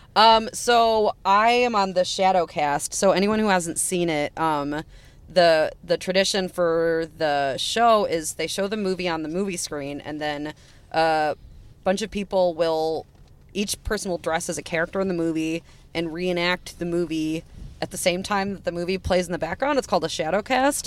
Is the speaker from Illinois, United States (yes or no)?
yes; Wheaton, Illinois, United States; I was raised in Wheaton.